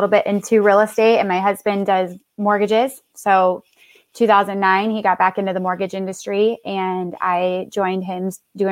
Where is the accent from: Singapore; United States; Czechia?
United States; Minneapolis, Minnesota; also born or lived in Las Vegas, Nevada; now in Omaha, United States; I was raised in Minnesota